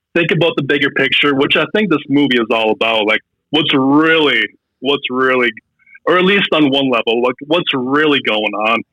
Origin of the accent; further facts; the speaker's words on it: Fargo, North Dakota, United States; moved away as an adult; also born or lived in Hollywood; I'm from Fargo